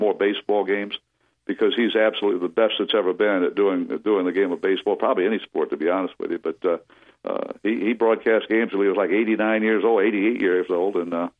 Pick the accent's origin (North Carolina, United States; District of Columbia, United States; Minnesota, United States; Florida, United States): Florida, United States; Jacksonville; I grew up in Jacksonville